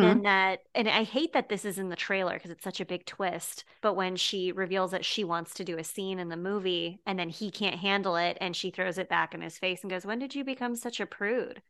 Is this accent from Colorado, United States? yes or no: yes; Westminster, Colorado, United States; born or raised there; moved away; also born or lived in Boulder, Colorado